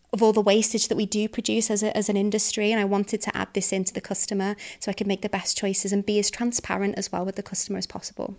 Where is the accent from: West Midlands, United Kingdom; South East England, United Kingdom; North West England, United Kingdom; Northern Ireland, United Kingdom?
North West England, United Kingdom; the Wirral; I'm from the Wirral.